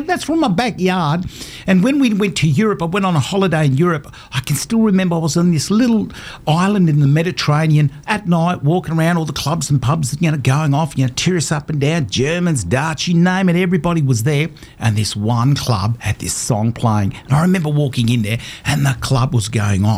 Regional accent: Northern Territory, Australia; I grew up in the Territory, which is the best place to grow up when you're a young boy

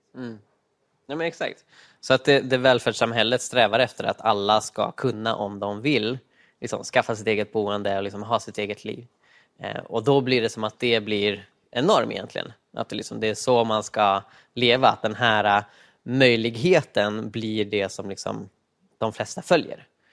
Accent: Uppsala, Uppsala County, Sweden; Jag kommer från eh, Sveriges Rom, Uppsala i öst

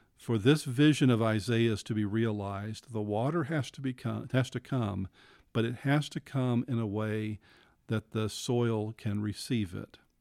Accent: Abilene, Texas, United States; moved away; I grew up in West Texas. I grew up in Abilene

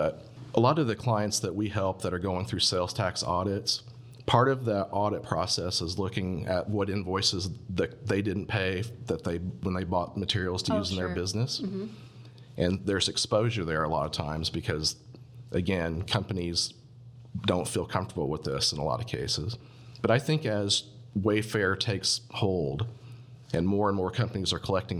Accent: Indiana, United States; moved away; I'm from Indiana originally

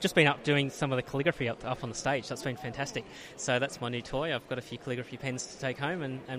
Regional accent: Sydney, New South Wales, Australia; I'm from Sydney

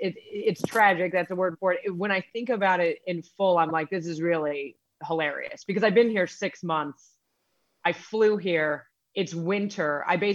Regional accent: New York, United States; I'm from New York. It's a weird place.

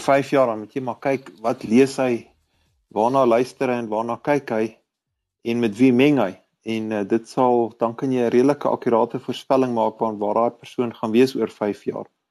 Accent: Pretoria, Gauteng, South Africa; ek is 'n Suid-Afrikaner en ek is 'n Pretoriaaner

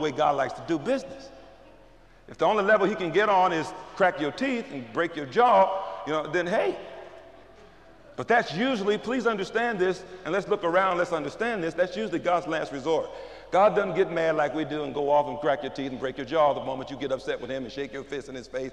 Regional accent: St. Louis, Missouri, United States; I grew up in North St. Louis

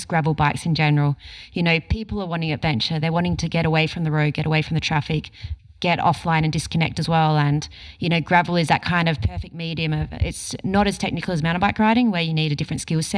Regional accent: Australia

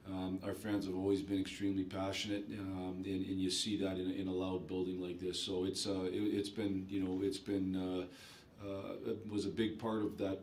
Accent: Detroit, Michigan, United States; Growing up, idolizing this team and playing here. You know, it's I come to the rink every day knowing, you know, that I'm pretty lucky to be able to play not only in the NHL, but for my hometown team as well.

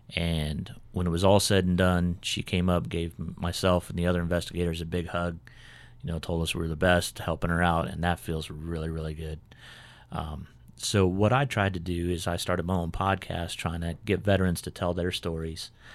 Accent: California, United States; moved away as an adult; also born or lived in Pennsylvania / Germany / South Carolina; now in Cabarrus County, North Carolina, United States; I was born in, born and raised in California

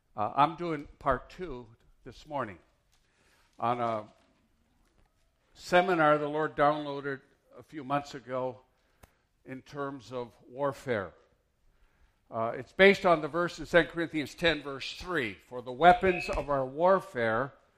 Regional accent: Mountain, Michigan, United States; moved away; I grew up in Mountain, Michigan.

